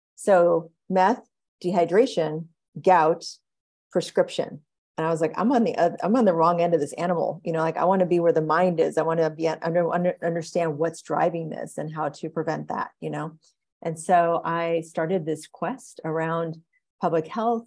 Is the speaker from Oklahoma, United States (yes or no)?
yes; Oklahoma, United States; I grew up in Oklahoma